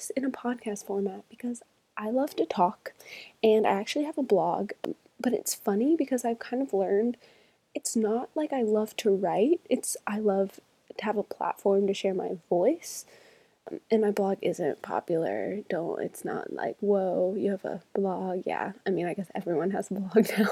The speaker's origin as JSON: {"language": "English", "town": "Charlotte", "region": "North Carolina", "country": "United States", "moved": "as an adult", "lives_now": "Birmingham, Alabama, United States", "said": "I'm originally from Charlotte, North Carolina"}